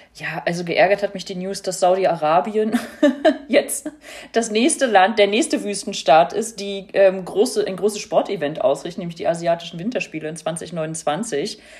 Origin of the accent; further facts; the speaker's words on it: East Germany, Germany; now in Berlin, Germany; ich ja als Ossi